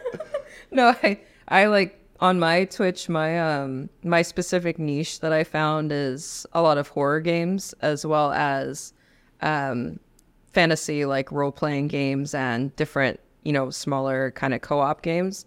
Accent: Los Angeles, California, United States; moved away as an adult; also born or lived in Spain / Mississippi / Washington State; I'm from Los Angeles, so I was born and raised in, in the hood in California

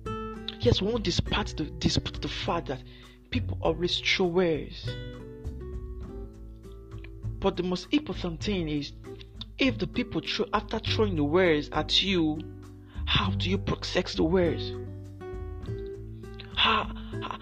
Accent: Nigeria; I'm from Nigeria.

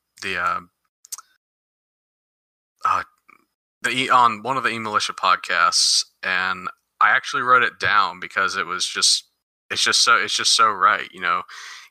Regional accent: United States; I was born and raised in the United States

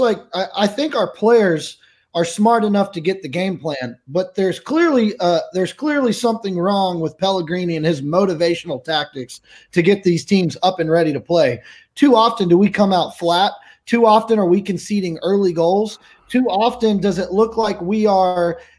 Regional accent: Texas, United States; now in Fresno, United States; I'm originally from Texas. Uh, out here in lovely Fresno, California

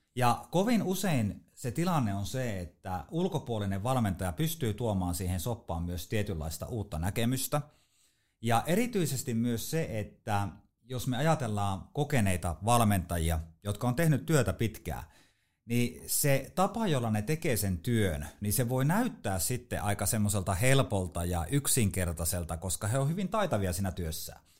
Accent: Haapajärvi, North Ostrobothnia, Finland; mä oon Haapajärveltä kotosi Pohjois-Pohjanmaalta, eli se murre tulee sieltä. Mä en ole siis savolainen

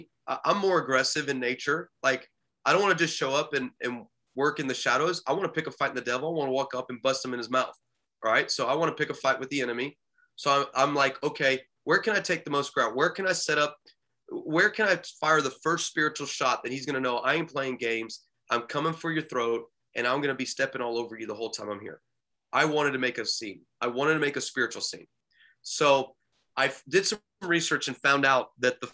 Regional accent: United States; moved away as an adult; I'm from America

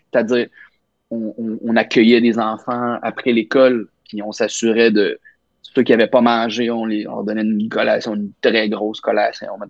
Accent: Nicolet, Quebec, Canada; moved away as an adult; now in Montreal, Canada; j'allais à l'église jusqu'à comme 18 ans, euh, catholique, la belle cathédrale de Nicolette

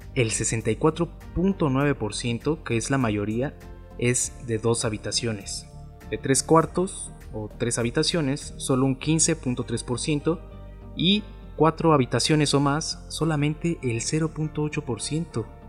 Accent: Mexico; nosotros como mexicanos con un sueldo mexicano

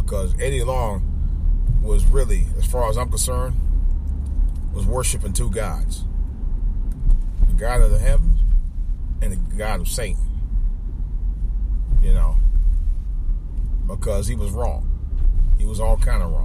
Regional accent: Cleveland, Ohio, United States; my hometown, Cleveland, Ohio

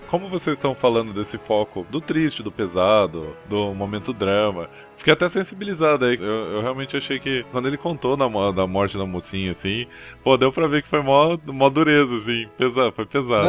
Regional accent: Brazil; a gente é do Capão ali

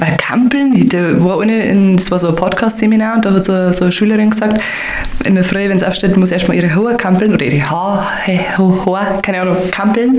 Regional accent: Upper Palatinate, Bavaria, Germany; accent: Oberpfälzer; also ich habe unseren Dialekt schon immer gemickt und ich war schon immer stolz auf den Dialekt

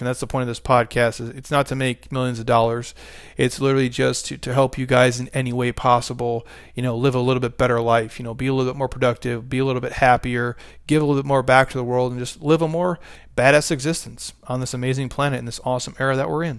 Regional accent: United States; I was born in America

